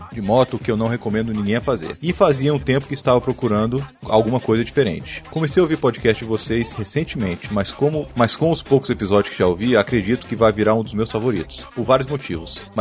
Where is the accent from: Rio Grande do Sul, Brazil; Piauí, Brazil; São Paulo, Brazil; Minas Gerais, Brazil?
São Paulo, Brazil; sou de São Paulo, tenho 32 anos, casado e pai de um pequeno grande garoto